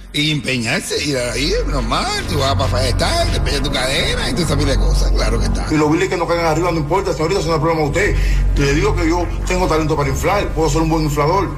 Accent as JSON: {"language": "Spanish", "country": "Cuba", "moved": "yes", "lives_now": "Miami, United States", "said": "los cubanos"}